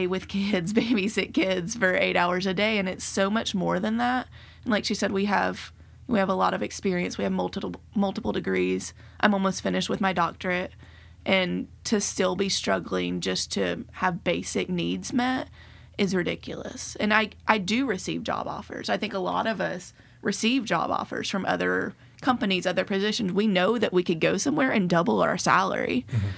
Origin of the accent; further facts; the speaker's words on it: Nashville, Tennessee, United States; I was born and raised in Nashville. This is my home